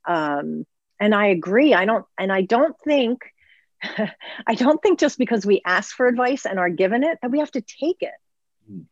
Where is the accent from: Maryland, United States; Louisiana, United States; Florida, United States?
Maryland, United States; Baltimore; I was born and raised in Baltimore in the city.